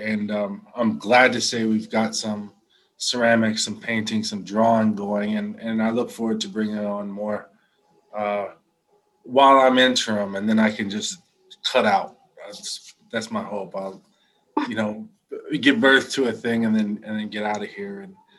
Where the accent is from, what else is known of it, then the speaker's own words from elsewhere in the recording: Bartlesville, Oklahoma, United States; now in Lawrence, United States; I'm a enrolled citizen of the Delaware Tribe of Indians. Out of Bartlesville, Oklahoma, which is where I'm from.